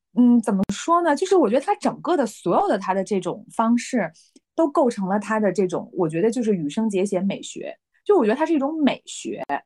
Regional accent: Beijing, China; now in Shenzhen, China; 我其实是从北京来的

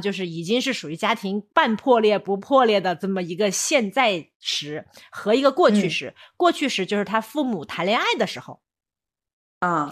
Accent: China; 我们中国人那么，那么注重家庭观念

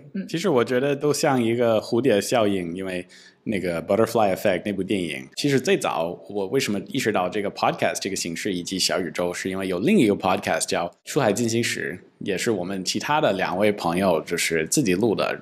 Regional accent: Silicon Valley, California, United States; Chinese is a second language; moved away as an adult; now in China; 我是一个来自硅谷的一个男生，那么我长期在中国待着。 我在硅谷长大，那么我在高中学的时候，然后到了上大学第三年，去了北大上学，在二零零九年

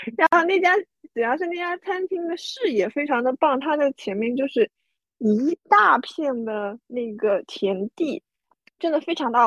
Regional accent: Taizhou, Zhejiang, China; 因为年糕也是我们台中人很喜欢吃的东西

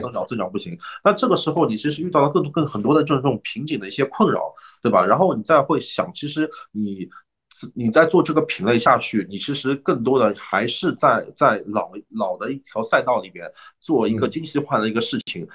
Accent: China; also born or lived in Canada; 我们中国人

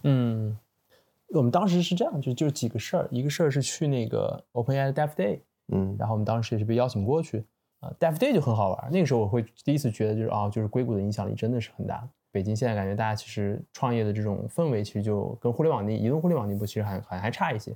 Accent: China; 我自己可能在中国长大学习

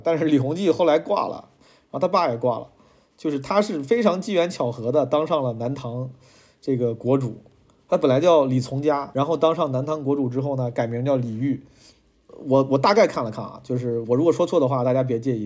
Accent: Zhengzhou, Henan, China; moved away as an adult; also born or lived in Shanghai / Beijing; 我从十八岁离开郑州之后，就一直，我的家乡，离开了家之后，就，就一直，其实就是客居在外

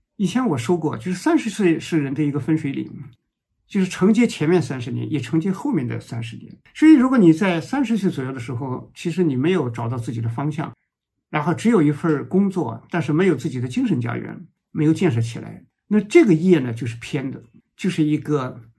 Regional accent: China; 我们中国人

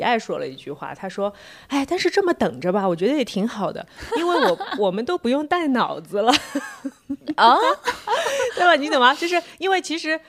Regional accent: Shanghai, China; 再加上我是上海的

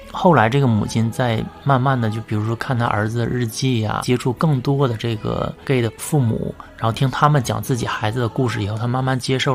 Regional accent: China; 我们都是在中国的传统家庭长大，我们都是有双亲，有父母，有爷爷奶奶，七大姑八大姨

